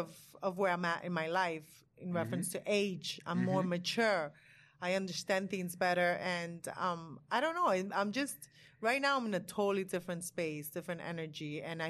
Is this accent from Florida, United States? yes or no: yes; Miami, Florida, United States; I came from Miami.